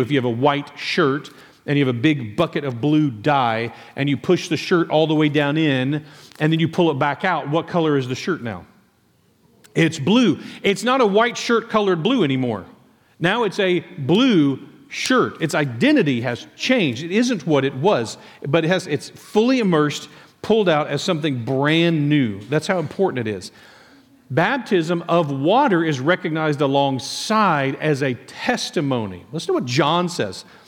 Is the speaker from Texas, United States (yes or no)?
yes; Nacogdoches, Texas, United States; in Nacad-, uh, Cherry Grove in Nacogdoches, Texas.